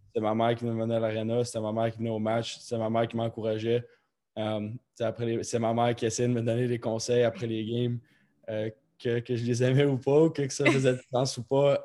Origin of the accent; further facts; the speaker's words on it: Rimouski, Quebec, Canada; also born or lived in Baie-Comeau / Columbus; moi, j'ai grandi à Bécomo, j'ai grandi à Rimouski